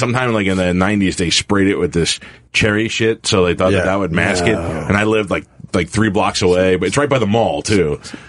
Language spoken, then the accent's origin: English; New York City, New York, United States; moved away; I grew up in Staten Island.